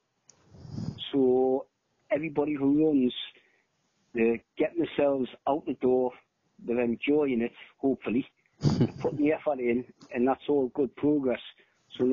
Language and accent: English; South Shields, North East England, United Kingdom; my local running club, which was South Shields, my hometown